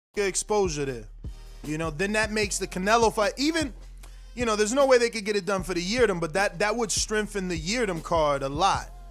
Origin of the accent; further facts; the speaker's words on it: United States; I'm Dominican American, right? I'm American